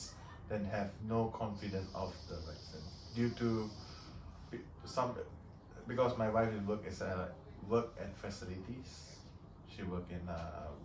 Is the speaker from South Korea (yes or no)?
no; Malaysia; now in Wellington, New Zealand; Originally from Malaysia.